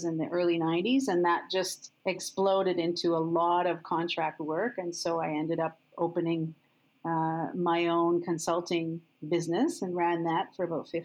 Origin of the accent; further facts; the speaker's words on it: Montreal, Quebec, Canada; moved away as an adult; now in Toronto, Canada; I came from Montreal